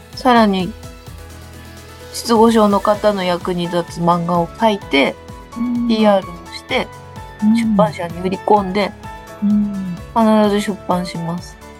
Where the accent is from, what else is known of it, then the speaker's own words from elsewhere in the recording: Ibaraki, Japan; moved away; 私は茨城県出身で